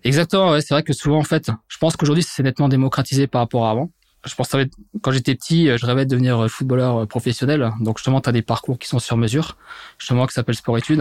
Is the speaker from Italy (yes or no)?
no; Mulhouse, Grand Est, France; now in Metz, France; je suis originaire à la base de Mulhouse, en Alsace, dans le Grand Est. Aujourd'hui, je vis du côté de Metz depuis maintenant quasiment 8 ans